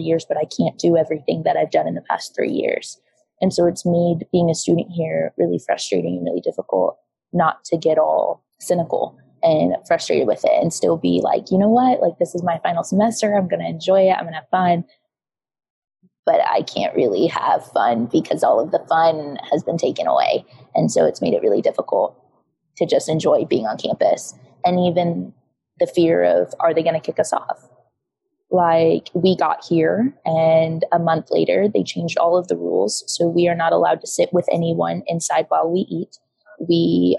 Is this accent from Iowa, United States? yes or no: yes; Iowa, United States; moved away as an adult; now in Tulsa, United States; I actually live 8 hours away. I'm from Iowa